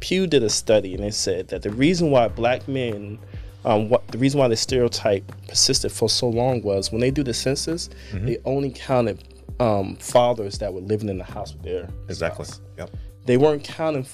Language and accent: English; New Jersey, United States; moved away; I grew up in Jersey and other places